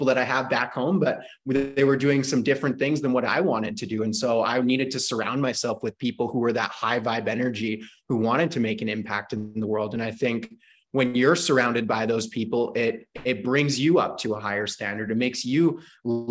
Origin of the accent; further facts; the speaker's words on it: Canada; I'm from Canada